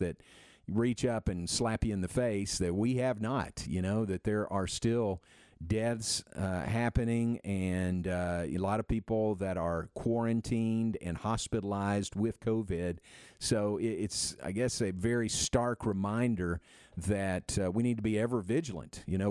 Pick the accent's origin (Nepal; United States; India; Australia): United States; Danville, Kentucky; moved away; My hometown really gave me a great foot in the door